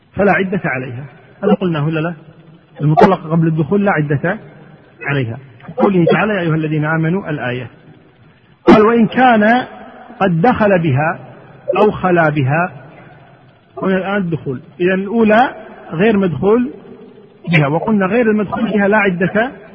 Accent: Kuwait; عندنا في الكويت هنا

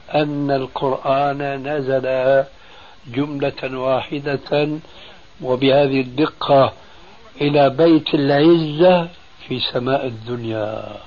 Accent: Syria; عندنا في سوريا

